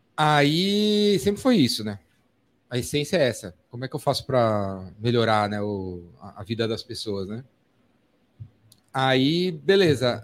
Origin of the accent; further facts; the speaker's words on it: São Paulo, Brazil; Eu sou de São Paulo, paulistano